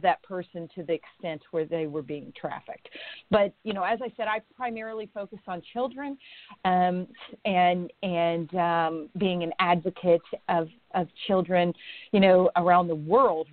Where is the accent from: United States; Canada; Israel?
United States; Indiana; moved away; I'm an Indiana girl. I was born and raised in Indiana. I do not live there now, but I was born and raised in Indiana